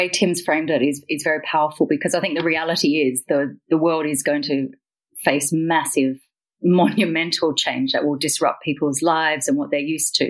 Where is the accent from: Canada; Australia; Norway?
Australia; Canberra, Australian Capital Territory; moved away as an adult; also born or lived in Glasgow, Scotland; And I've just returned from 17 years living in Glasgow in Scotland, back to my hometown of Canberra